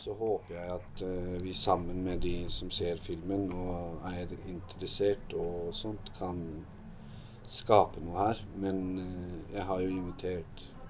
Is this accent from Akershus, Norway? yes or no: no; Hallingdal, Buskerud, Norway; moved away as an adult; also born or lived in Drammen; jeg vokste opp i Hallingdal.